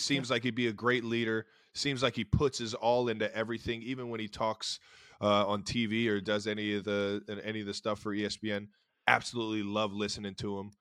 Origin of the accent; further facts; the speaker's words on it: Cleveland, Ohio, United States; we grew up in Cleveland that had grass all year round in our front yard.